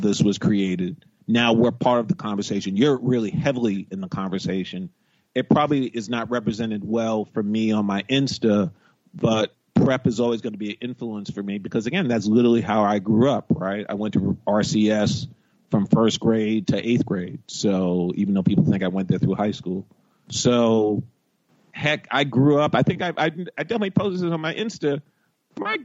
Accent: New York, United States; I grew up in New York, I went to Riverdale Country Day

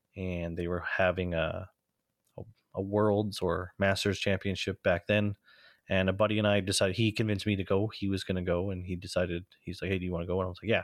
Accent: Canada; being Canadian

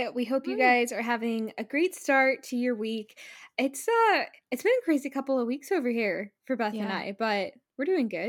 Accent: California, United States; we flew over to my hometown in California to see my family for like a little over a week.

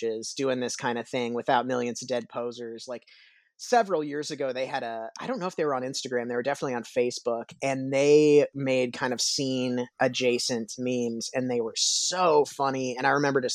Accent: Kansas City, Missouri, United States; I'm a Kansas City native. I've lived in Kansas City my whole life

